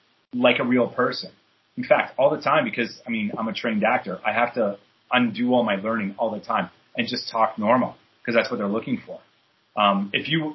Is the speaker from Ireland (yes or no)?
no; Canada; moved away as an adult; also born or lived in British Columbia; now in New York, United States; So I'm Canadian. I got that back in Canada